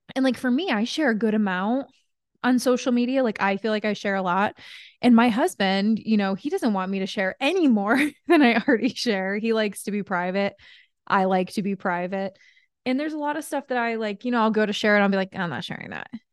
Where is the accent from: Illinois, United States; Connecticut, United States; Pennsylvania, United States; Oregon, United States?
Connecticut, United States; I'm from New England. I'm from Connecticut